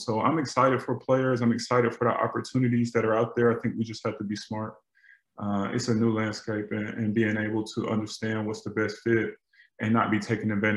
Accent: Atlanta, Georgia, United States; growing up in Atlanta

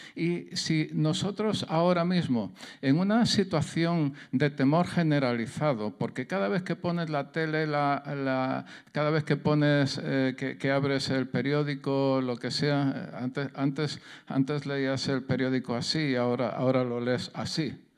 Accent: Jaén, Andalusia, Spain; accent: southern Spanish; Yo soy de Jaén, soy del sur de España, el acento se me nota

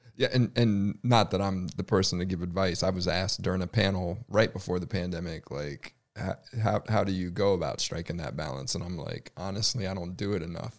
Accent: United States; now in Charlotte, United States; I grew up in the Washington, D C suburbs

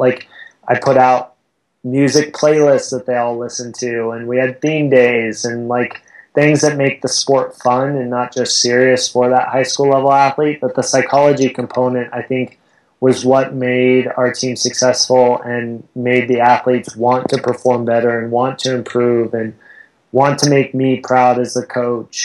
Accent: Southern California, United States; moved away as an adult; now in Boulder, United States; I grew up in Southern California

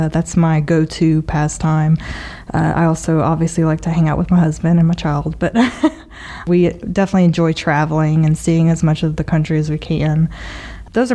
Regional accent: Lafayette, United States; born or raised there

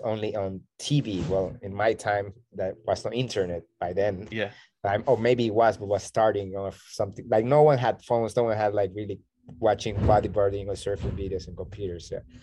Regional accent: Barranquilla, Atlántico, Colombia; now in Bocas del Toro, Panama; I am originally from Colombia, from Barranquilla. It's the Caribbean north part of okay. Colombia.

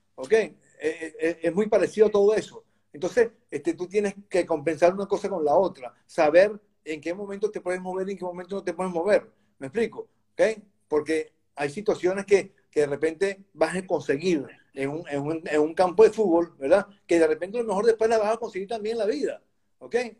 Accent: Caracas, Capital District, Venezuela; moved away as an adult; now in Valencia, Spain; yo vivía en Caracas, nací en Caracas, en Venezuela

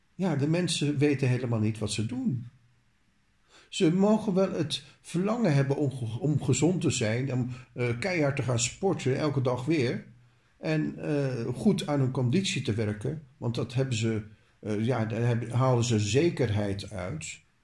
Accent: Netherlands; als Nederlander

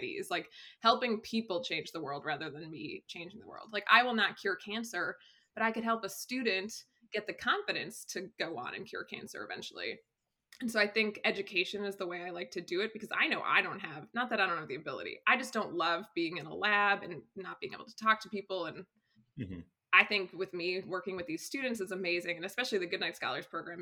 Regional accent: Massachusetts, United States; moved away as an adult; also born or lived in Rhode Island / Raleigh, North Carolina / Virginia / Durham, North Carolina; now in North Carolina, United States; I was born and raised in Massachusetts in a small town, maybe rural

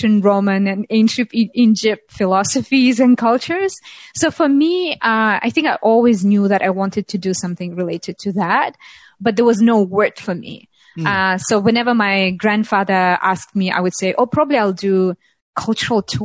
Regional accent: Russia; moved away; also born or lived in Moscow / Tatarstan; I'm from Russia, but in Russia, when I graduated from high school

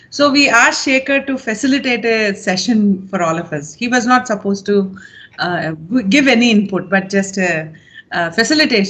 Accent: Bangalore, Karnataka, India; moved away as an adult; also born or lived in Pune; I came back to Bangalore, which is my hometown

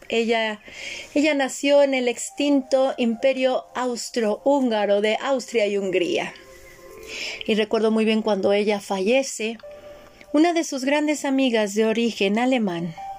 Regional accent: Mexico; en mi casa no había México, era otro país

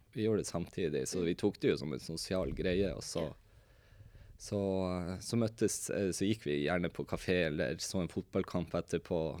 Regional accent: Tromsø, Troms, Norway; vi er en kompisgjeng fra Tromsø

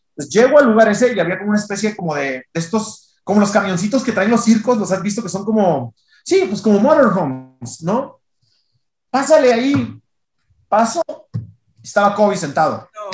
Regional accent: Tijuana, Baja California, Mexico; moved away as an adult; also born or lived in Culiacán, Sinaloa / Monterrey; now in Mexico City, Mexico; yo soy de Tijuana, nací en Culiacán, Sinaloa, pero me fui muy chiquito, soy de Tijuana, pero me había mudado a Monterrey, ya tenía en Monterrey casi 11 años viviendo.

